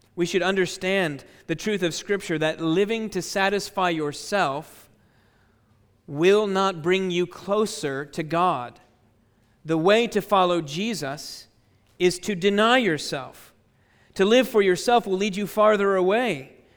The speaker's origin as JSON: {"language": "English", "town": "Chicago", "region": "Illinois", "country": "United States", "tie": "born or raised there", "said": "my hometown, uh, Chicago, Illinois, in the United States"}